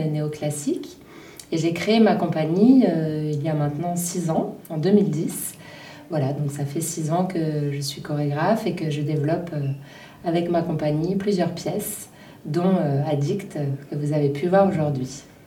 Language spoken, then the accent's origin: French; Menton, Provence-Alpes-Côte d'Azur, France; moved away as an adult; also born or lived in Cannes / Belgium; now in Paris, France; je suis originaire de Menton, où j'ai fait mes études de danse.